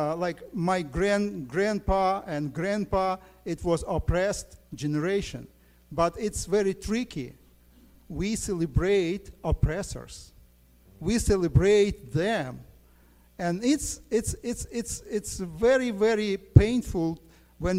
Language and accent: English; Ukraine; I'm from Ukraine